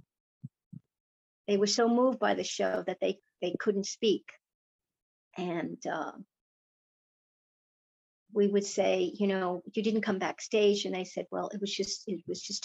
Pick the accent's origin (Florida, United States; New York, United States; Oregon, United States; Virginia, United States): New York, United States; New York City; Born and raised in Chinatown